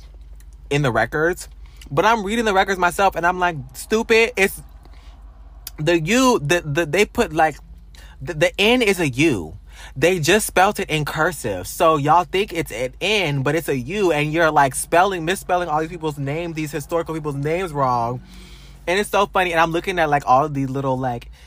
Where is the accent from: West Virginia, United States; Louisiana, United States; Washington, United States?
Louisiana, United States; moved away; I'm from this town.